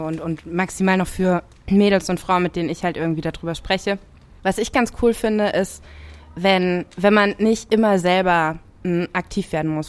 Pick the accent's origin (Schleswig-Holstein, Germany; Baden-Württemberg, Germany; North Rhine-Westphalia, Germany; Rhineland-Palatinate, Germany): Rhineland-Palatinate, Germany; ich bin in der Pfalz groß geworden